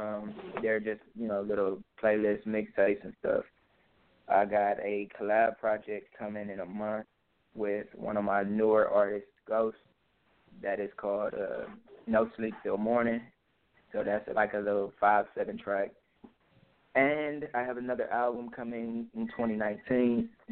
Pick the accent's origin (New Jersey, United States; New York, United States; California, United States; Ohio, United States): Ohio, United States; Cleveland; moved away as an adult; Cleveland, my hometown